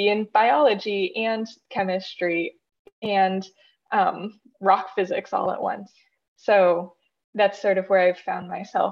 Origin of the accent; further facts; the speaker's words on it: Southern California, United States; also born or lived in Utah; I grew up in Southern California